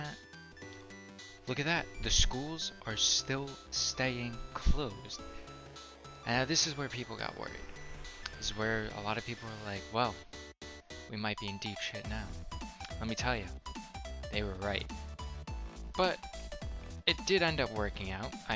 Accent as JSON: {"language": "English", "region": "New Jersey", "country": "United States", "tie": "born or raised there", "moved": "as an adult", "lives_now": "Connecticut, United States", "said": "I'm not a Connecticut State resident. I grew up in North Jersey, so it's Taylor Ham"}